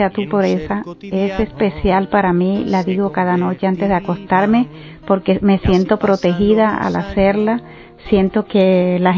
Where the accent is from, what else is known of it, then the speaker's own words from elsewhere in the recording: Colombia; soy de Colombia.